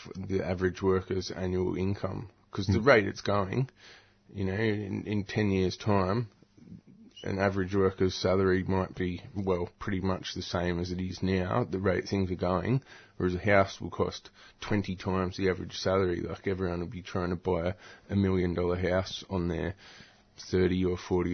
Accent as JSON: {"language": "English", "town": "Newcastle", "region": "New South Wales", "country": "Australia", "moved": "yes", "said": "I'm from Newcastle originally"}